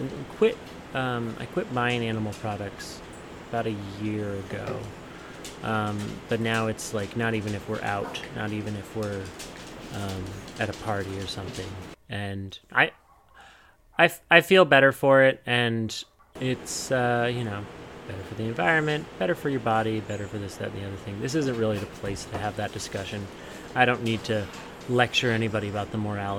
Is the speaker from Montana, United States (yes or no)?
yes; Montana, United States; I'm from Montana and I grew up around the beef industry